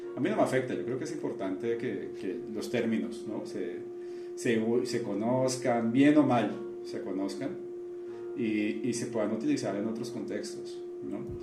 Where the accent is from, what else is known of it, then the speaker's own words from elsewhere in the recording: Cali, Valle del Cauca, Colombia; moved away as an adult; now in Mexico; mi ciudad, pero ciudad de la que yo soy, de Cali